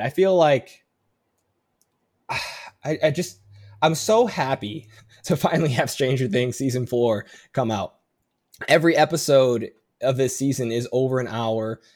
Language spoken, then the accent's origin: English; Chicago, Illinois, United States; moved away as an adult; now in San Diego, United States; I grew up in Chicago and never felt like I fit in. And I move out to San Diego